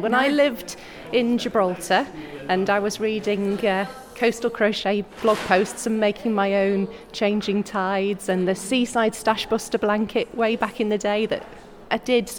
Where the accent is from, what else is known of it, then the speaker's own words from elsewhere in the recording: Manchester, North West England, United Kingdom; my hometown of Manchester.